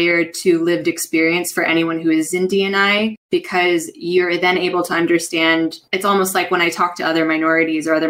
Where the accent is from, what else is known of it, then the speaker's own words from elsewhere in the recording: California, United States; moved away as an adult; now in Madrid, Spain; So I'm originally from California. My parents are from the Philippines